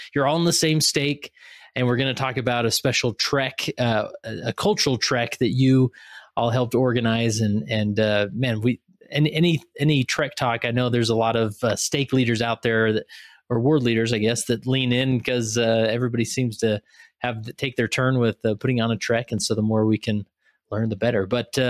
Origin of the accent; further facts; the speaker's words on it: Utah, United States; Obviously being born and raised in Utah, you know, I did my own trek as a youth